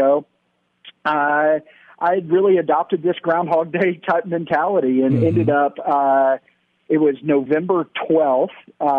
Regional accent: Dallas, Texas, United States; also born or lived in Alabama; I grew up here in Dallas, went to a Christian school, led chapel even, right. And then went off to school in Alabama. I went to Auburn

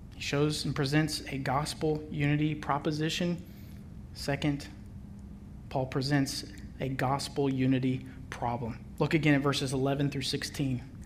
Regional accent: Memphis, Tennessee, United States; I was born and raised in Memphis, Tennessee

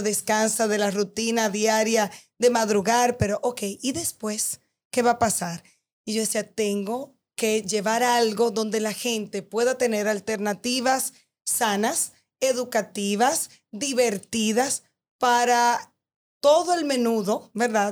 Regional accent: Dominican Republic; hablo de nosotros como dominicanos, yo como dominicana

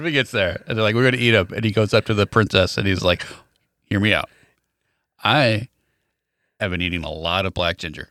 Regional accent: Wilmington, United States; I am from Wilmington

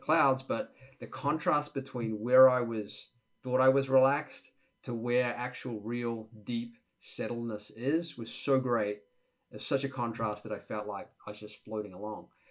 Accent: Auckland, New Zealand; moved away as an adult; now in United States; the first 20 years of my life growing up in New Zealand, Auckland, New Zealand, and typical Kiwi kid lifestyle

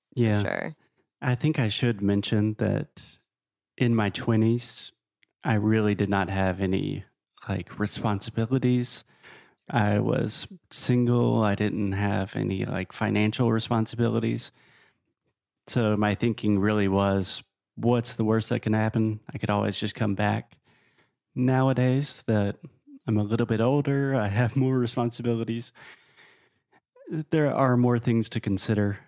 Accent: South Carolina, United States; moved away as an adult; also born or lived in Tennessee / Spain / New York / Guatemala; now in Portugal; I am originally from South Carolina, a very small state in the southeast of the US

